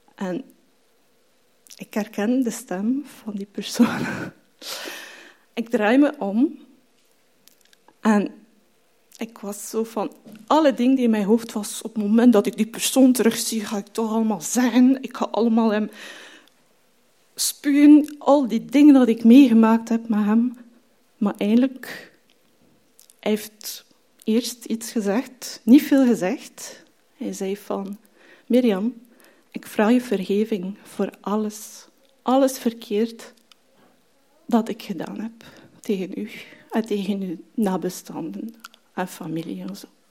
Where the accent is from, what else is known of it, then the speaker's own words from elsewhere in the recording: France; Dutch is a second language; moved away as an adult; also born or lived in Marseille, France; now in Belgium; ik van Frankrijk kom, dus ik ben daar geboren mijn studies daar ook gedaan